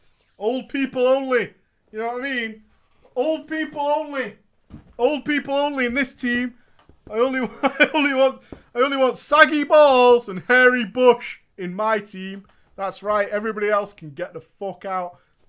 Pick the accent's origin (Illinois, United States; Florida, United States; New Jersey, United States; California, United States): Florida, United States; I am from Florida. Florida hype.